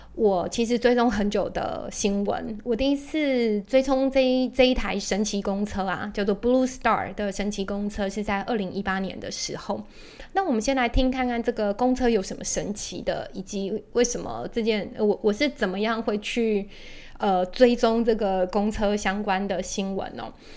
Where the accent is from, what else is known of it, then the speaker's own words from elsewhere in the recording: Taiwan; 我们台湾人应该都蛮熟悉的